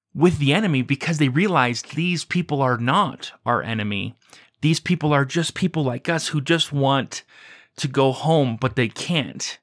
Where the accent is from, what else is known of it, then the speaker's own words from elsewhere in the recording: United States; you and I were growing up in the United States